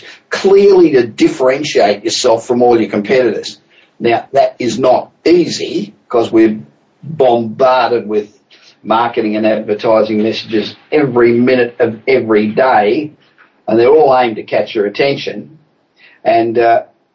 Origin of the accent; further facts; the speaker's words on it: Los Angeles, California, United States; Coming from you this week from my hometown of Los Angeles